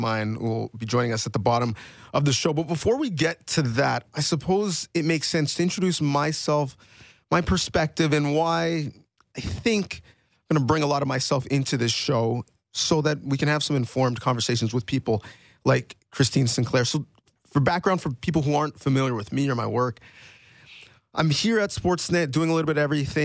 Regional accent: Toronto, Ontario, Canada; now in Mississauga, Canada; I grew up in Scarborough or now live in Port Credit, right, Mississauga, here in Ontario.

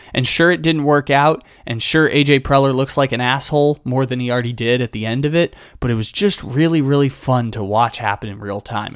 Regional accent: San Diego, California, United States; also born or lived in Sacramento; I'm from San Diego, it's the baseball team I grew up watching

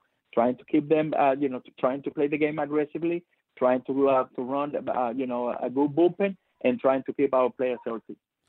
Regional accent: Cuba; English is a second language; Because obviously, you know, I came from Cuba and I didn't have chance, you know, to adjust, you know, to the system

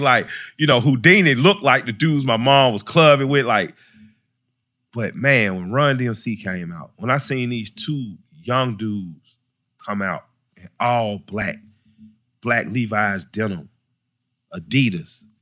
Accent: Atlanta, Georgia, United States; I grew up in the Collier Heights Elementary, right on the west side

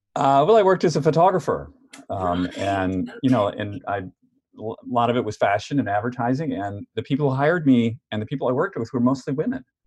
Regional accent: New York, United States; moved away; I'm from New York

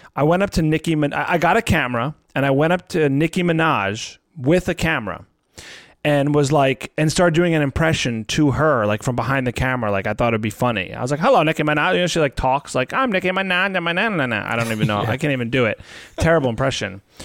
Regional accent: New Jersey, United States; I'm from Jersey

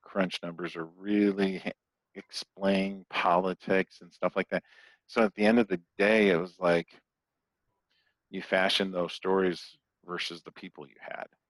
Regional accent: Toledo, Ohio, United States; moved away as an adult; also born or lived in Phoenix; My next door neighbor growing up in Toledo, Ohio was a TV weatherman

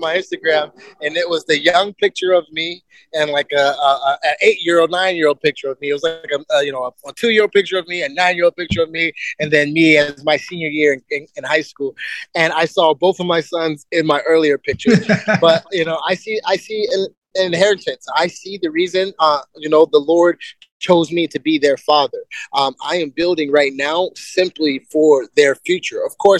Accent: Germany; born there; also born or lived in United States; I was born in Germany. We lived in America.

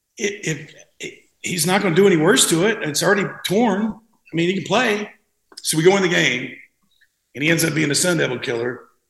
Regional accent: North Carolina, United States; moved away as an adult; also born or lived in Arizona; I came out from North Carolina. Um, I, I graduated from a high school of 103 people, 5,200 people in my hometown.

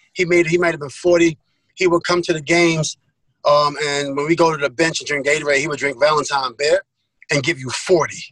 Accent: New York City, New York, United States; I'm from Queens

